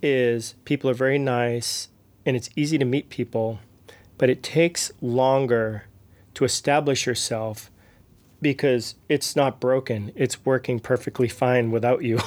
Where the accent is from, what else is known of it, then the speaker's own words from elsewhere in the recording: outside of Boston, Massachusetts, United States; moved away as an adult; also born or lived in New York City / Nashville; now in Prague, Czech Republic; I grew up outside of Boston